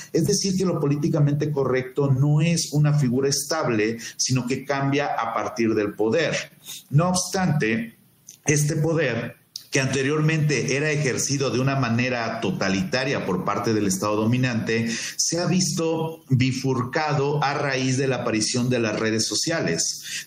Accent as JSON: {"language": "Spanish", "country": "Mexico"}